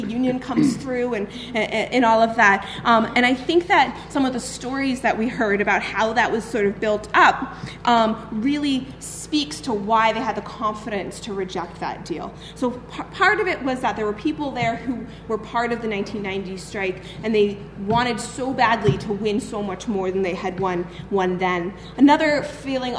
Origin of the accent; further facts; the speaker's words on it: Boston, Massachusetts, United States; now in Chicago, United States; I'm originally from Boston